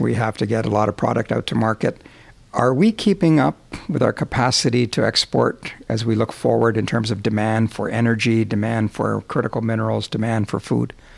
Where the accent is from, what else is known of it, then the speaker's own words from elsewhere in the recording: Alberta, Canada; I grew up in Alberta